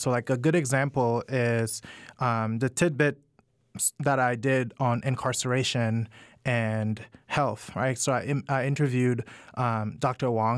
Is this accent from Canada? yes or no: no; Cameroon; moved away as an adult; also born or lived in Washington, DC, United States / Georgia, United States; now in United States; I I'm originally from Cameroon and I moved to the US to go to college about 10